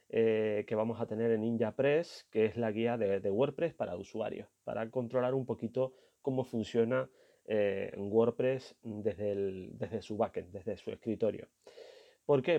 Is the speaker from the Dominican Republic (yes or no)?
no; Canary Islands, Spain; el 000 en mi idioma, que soy canario